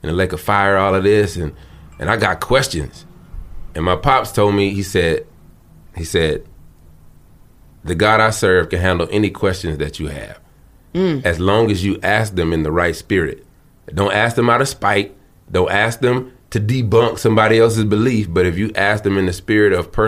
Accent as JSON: {"language": "English", "region": "the South", "country": "United States", "tie": "born or raised there", "said": "I grew up in the South, church"}